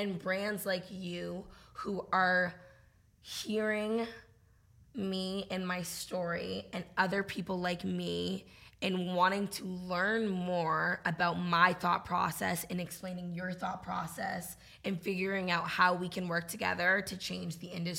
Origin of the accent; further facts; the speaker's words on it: New England, United States; also born or lived in Massachusetts; I grew up in New England.